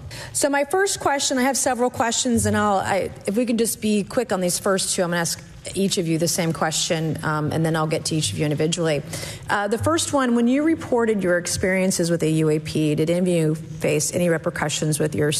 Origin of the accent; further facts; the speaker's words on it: South Carolina, United States; my home state of South Carolina.